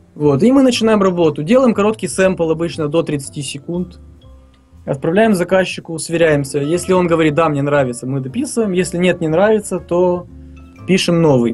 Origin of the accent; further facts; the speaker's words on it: Tiraspol, Transnistria, Moldova; Родился я и вырос в Тирасполе, в Приднестровье, фактически Молдова